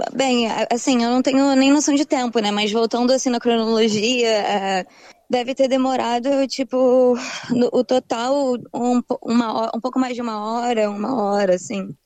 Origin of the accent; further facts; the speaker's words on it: Rio de Janeiro, Brazil; moved away as an adult; now in Brisbane, Australia; crescendo no Rio de Janeiro